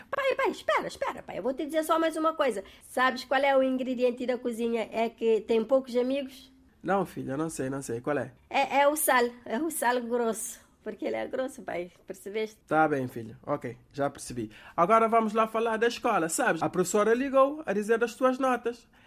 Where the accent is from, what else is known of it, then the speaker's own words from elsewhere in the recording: Cape Verde; Daqui que eu vos falo sou eu, aqui de Cabo Verde.